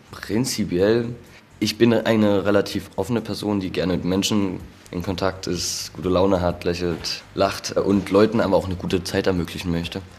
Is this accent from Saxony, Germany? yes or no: yes; Nossen, Saxony, Germany; ich komme ursprünglich aus Nossen